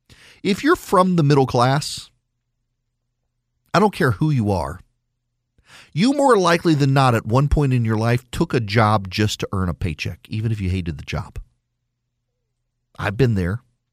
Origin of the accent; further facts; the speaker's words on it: Louisiana, United States; also born or lived in Dubai, United Arab Emirates; But I moved home to rural Louisiana. Rural Louisiana. Until recently, the town I grew up in had no stoplight. I graduated from public school in rural Louisi